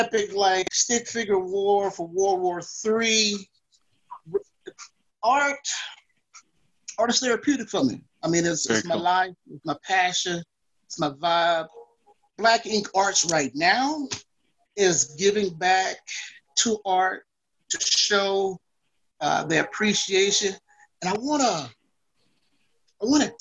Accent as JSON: {"language": "English", "town": "Florence", "region": "Alabama", "country": "United States", "tie": "born or raised there", "moved": "as an adult", "lives_now": "Pocatello, United States", "said": "I'm originally from Florence, Alabama, born and raised."}